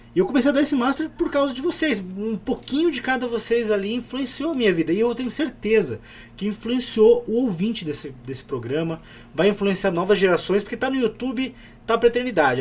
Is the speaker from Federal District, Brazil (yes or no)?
no; Curitiba, Paraná, Brazil; eu sou de Curitiba